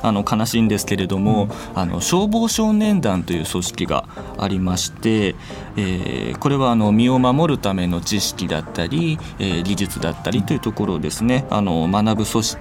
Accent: Nishitokyo, Tokyo, Japan; 3歳の時に、あのー、元保谷市の方に引っ越しを、あのー、してきましたので、うん、まあもうあの20年ぐらい西東京市で、うん、あの生活をしているという形です

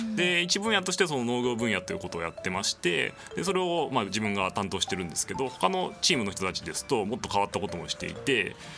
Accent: Kyoto, Japan; moved away as an adult; now in Tokyo, Japan; 生まれも育ちも京都ということで、22歳までは京都にいました

